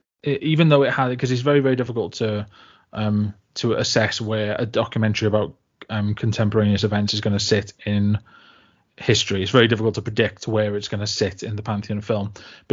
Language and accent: English; Barry, Wales, United Kingdom; I was brought up in Barry for the first like 11 years of my life, and before we moved back to like the village where my parents are from